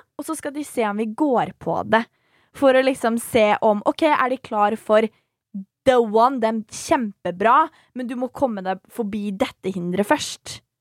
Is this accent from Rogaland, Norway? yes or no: no; Svelvik, Vestfold, Norway; jeg er fra Svelvik